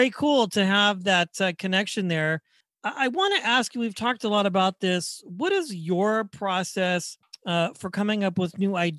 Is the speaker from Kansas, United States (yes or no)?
yes; Wichita, Kansas, United States; I'm from Wichita, Kansas